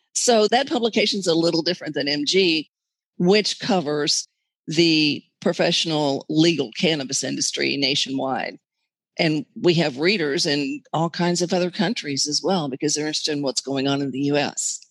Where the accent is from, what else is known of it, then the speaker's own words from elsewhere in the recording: Texas, United States; Being a Texan